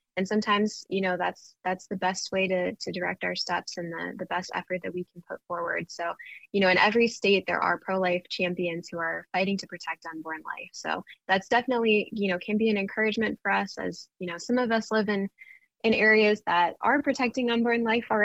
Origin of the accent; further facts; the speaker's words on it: Pennsylvania, United States; I'm from Pennsylvania, which is more of one of those purple mid-ground states